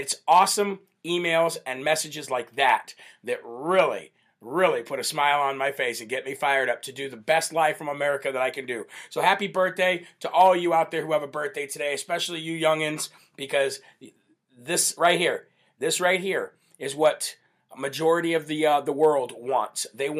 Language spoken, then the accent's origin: English; New Hampshire, United States; Julie Sims from my home state of the live free or die state of New Hampshire, Granite State, fellow New Hampshireite.